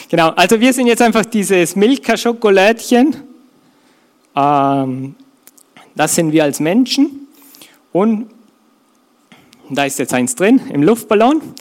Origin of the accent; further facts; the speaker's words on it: Austria; Bei uns in Österreich wird man wahrscheinlich eh, kennt man eher den Almhirten